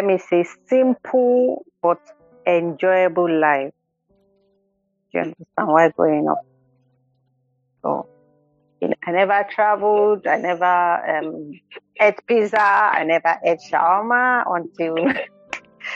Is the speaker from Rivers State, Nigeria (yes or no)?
no; Anambra, Nigeria; born or raised there